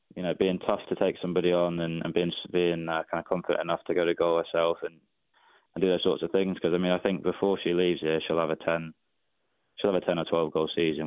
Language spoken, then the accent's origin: English; England, United Kingdom; now in Atlanta, United States; when I was growing up in England, my local club didn't didn't even want girls to play